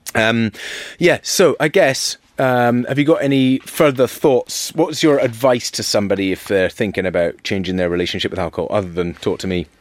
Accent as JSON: {"language": "English", "town": "Dervaig", "region": "Scotland", "country": "United Kingdom", "tie": "born or raised there", "said": "I was born in Dervig."}